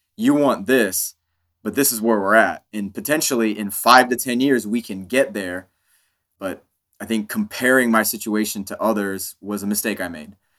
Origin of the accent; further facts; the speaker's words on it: Kansas, United States; being an Indian kid living in Kansas